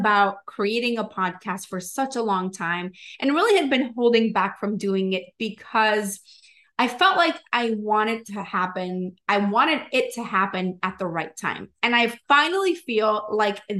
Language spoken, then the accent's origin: English; Venezuela; now in Miami, United States; I am originally from Venezuela, but I live in Miami